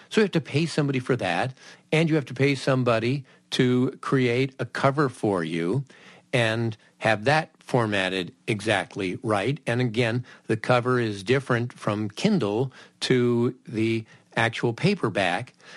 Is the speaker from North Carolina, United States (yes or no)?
no; Southern California, United States; growing up in Southern California.